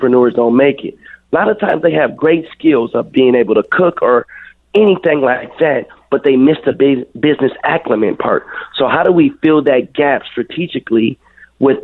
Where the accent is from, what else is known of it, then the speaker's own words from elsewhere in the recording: Minneapolis, Minnesota, United States; I grew up on 26th and Cedar. So I spent a lot of my time growing up in Little Earth.